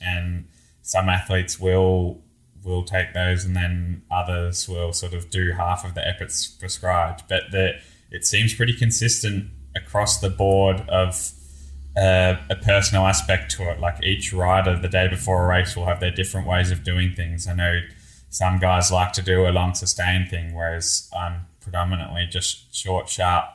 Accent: Australia; moved away; me being Australian

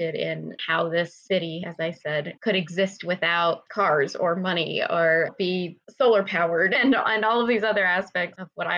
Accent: Southern California, United States; I grew up also in Southern California.

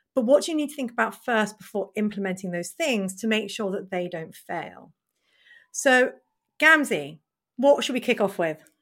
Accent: United Kingdom; us being British

